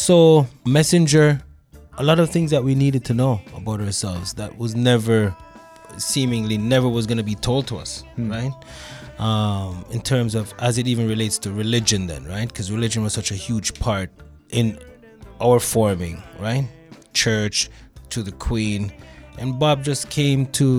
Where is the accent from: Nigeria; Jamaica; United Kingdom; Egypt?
Jamaica; also born or lived in Canada; now in Toronto, Canada; With Jamaican parentage. I grew up in Jamaica